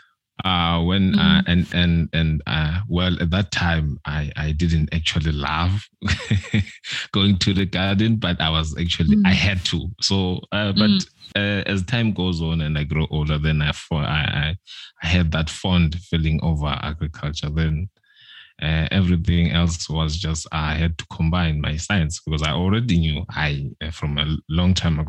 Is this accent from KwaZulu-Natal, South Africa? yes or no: yes; Umzimkulu, KwaZulu-Natal, South Africa; now in Pinetown, South Africa; a rural boy from Umzimkulu in South Africa, KZN